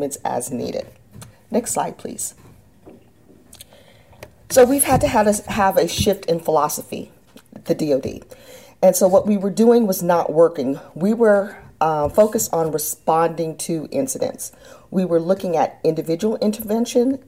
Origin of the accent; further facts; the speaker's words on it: San Antonio, Texas, United States; moved away as an adult; I grew up in San Antonio, Texas